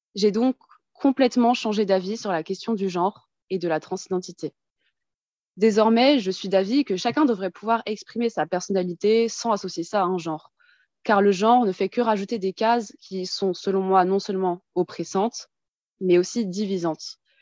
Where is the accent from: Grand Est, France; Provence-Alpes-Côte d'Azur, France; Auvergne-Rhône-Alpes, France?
Grand Est, France; Colmar; now in Paris region, France; Je viens en région parisienne, mais je suis née en Alsace, à Colmar